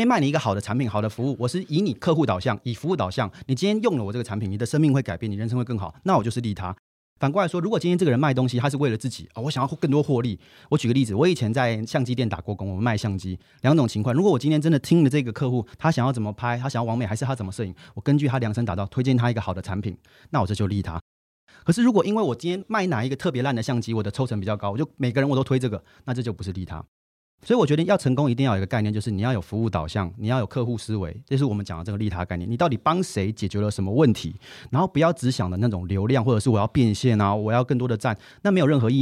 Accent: Taiwan; 我是台湾人，在新加坡的报纸写评论东南亚文章

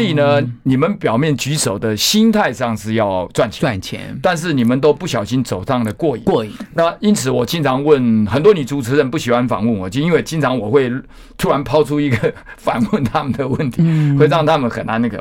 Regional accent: Taitung, Taitung County, Taiwan; moved away; 我在台东嘛，我故乡在台东，不是台中，台东

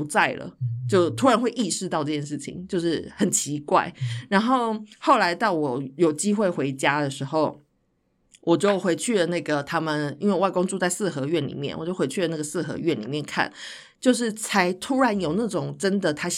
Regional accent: Taiwan; now in Netherlands; 因为我那时候才刚刚从台湾来到荷兰，就才才来了大概三个月还四个月

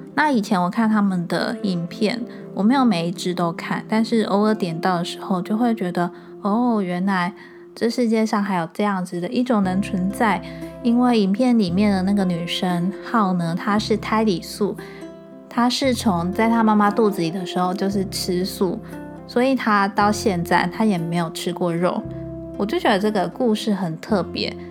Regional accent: Changhua County, Taiwan; 我是长话人

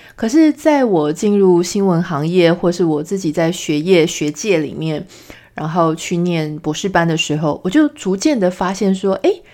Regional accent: Pingtung, Pingtung County, Taiwan; moved away as an adult; also born or lived in Taipei; 我是从，呃，从小就在屏东成长，然后一路一直念书，念到十八岁，也就是高中毕业之后，才到台北来念大学

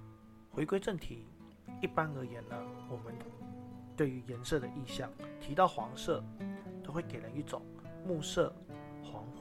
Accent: Miaoli, Miaoli County, Taiwan; 可是呢，我的家乡苗栗国呢也遇到相同的问题，人口老化，年轻人被迫离开，到了其他县市打拼发展，城市失去了生机，只能等待时间带走一切。

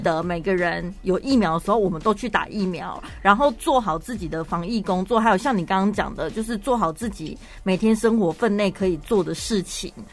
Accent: Taiwan; 跟现在我们台湾人非常紧张兮兮

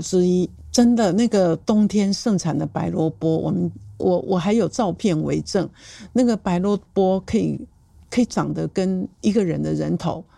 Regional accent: Taiwan; 但对我们台湾人来讲，

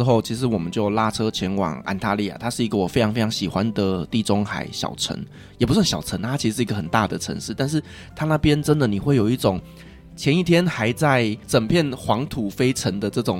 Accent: Taiwan; 因为我们台湾人觉得空床没有人住，会有精灵来跟我们睡觉。

